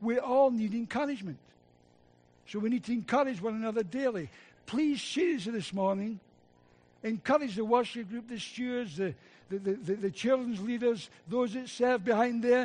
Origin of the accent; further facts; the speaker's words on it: Scotland, United Kingdom; accent: Scottish; my Scottish accent